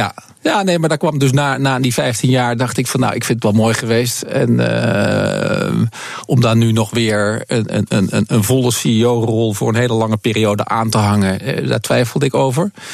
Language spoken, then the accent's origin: Dutch; Netherlands; wij als Nederlander